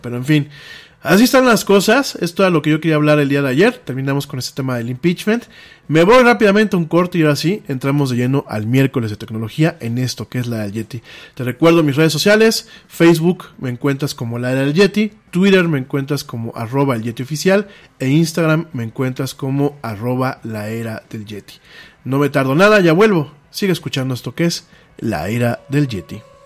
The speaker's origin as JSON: {"language": "Spanish", "country": "Mexico", "said": "aquí en México les decimos nacos, o chairos"}